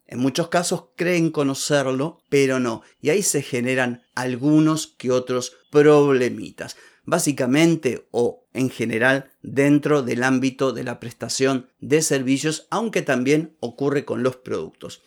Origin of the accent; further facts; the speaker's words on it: Argentina; Acá en Argentina